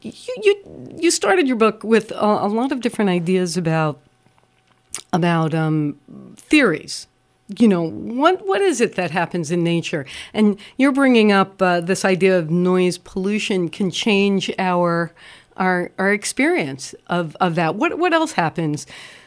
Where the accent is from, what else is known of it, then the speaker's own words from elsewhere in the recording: New York City, New York, United States; moved away; I grew up in New York as well